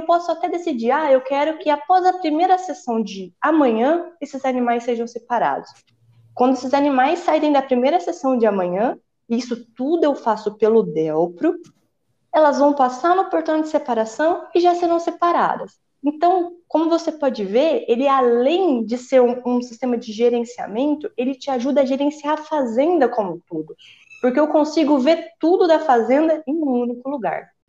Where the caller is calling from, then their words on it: Ribeirão Preto, São Paulo, Brazil; Estou falando aqui de Ribeirão Preto.